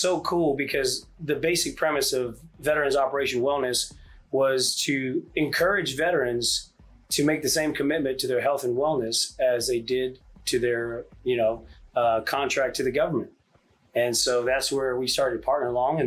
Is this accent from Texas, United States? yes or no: yes; Richardson, Texas, United States; also born or lived in Hawaii; we moved to Texas when I was five, and graduated Richardson High School in '96